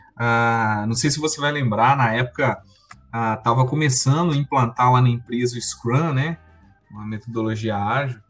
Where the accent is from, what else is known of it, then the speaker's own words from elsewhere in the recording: Sete Lagoas, Minas Gerais, Brazil; em Sete Lagoas, que é minha cidade natal